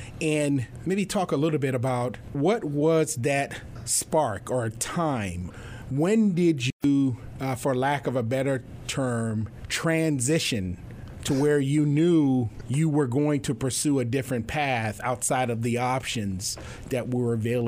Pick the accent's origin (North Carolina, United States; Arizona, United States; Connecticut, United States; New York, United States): New York, United States; New York City; I hearken back to my upbringing and growing up in New York City and experiencing that. I kind of know what it is to come from a tough neighborhood